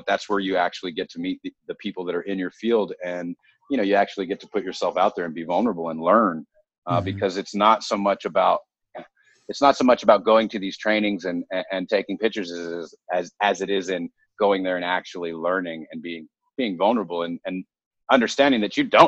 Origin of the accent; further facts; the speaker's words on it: United States; also born or lived in Southern California / Arizona; I come from Southern California, and I also come from Arizona, where I grew up between the two places